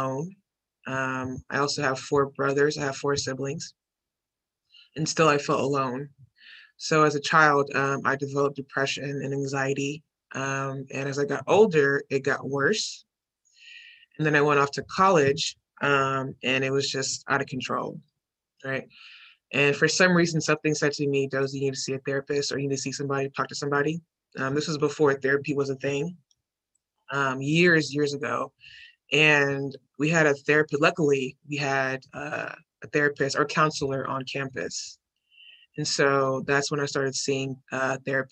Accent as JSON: {"language": "English", "town": "Houston", "region": "Texas", "country": "United States", "tie": "born or raised there", "said": "I grew up in, I'm from Houston, Texas, native Houstonian, grew up in A-Leaf"}